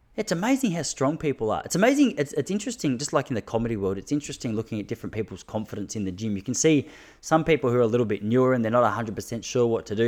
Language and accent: English; Australia; I am an Australian